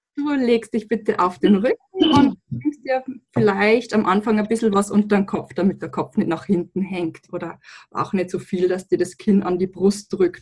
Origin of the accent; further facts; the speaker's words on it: Lower Bavaria, Germany; ich komme aus Niederbayern